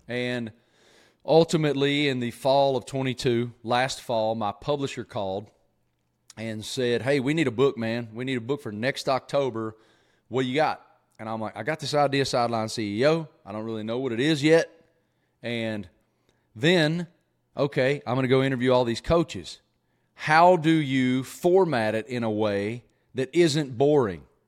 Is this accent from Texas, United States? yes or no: no; Southwest Virginia, United States; I grew up in Southwest Virginia with an old man